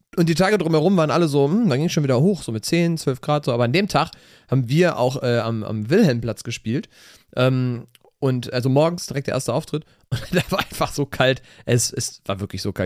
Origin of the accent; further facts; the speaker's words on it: Cologne, North Rhine-Westphalia, Germany; Dreigestirn haben wir bei uns in Köln